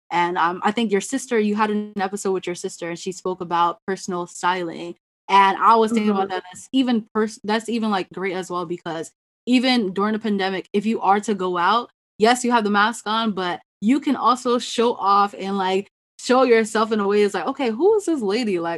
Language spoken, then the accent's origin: English; Ghana; being the Ghanaian, like sometimes I hear different last name pronunciations.